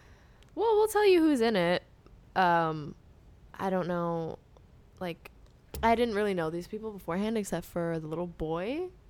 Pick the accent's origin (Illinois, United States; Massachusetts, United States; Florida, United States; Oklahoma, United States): Massachusetts, United States; I'm from Massachusetts.